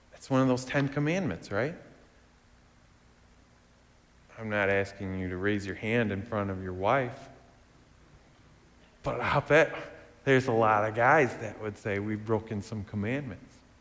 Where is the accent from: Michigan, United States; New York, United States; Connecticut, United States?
Michigan, United States; West; growing up in West Michigan